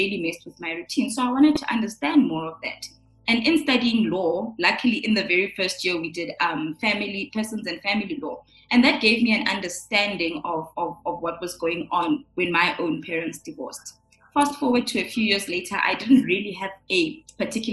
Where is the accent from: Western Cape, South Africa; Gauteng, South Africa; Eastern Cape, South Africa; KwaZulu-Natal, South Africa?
Gauteng, South Africa; Johannesburg; also born or lived in Pretoria / Midrand; born and bred in Johannesburg in Pretoria. I come from parents who are both Sotho, from Lesotho. I grew up initially with both my parents